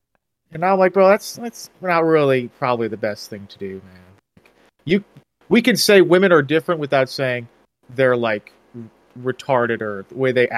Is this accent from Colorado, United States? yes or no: yes; Colorado, United States; I was like a little, like, pretty left growing up in Colorado.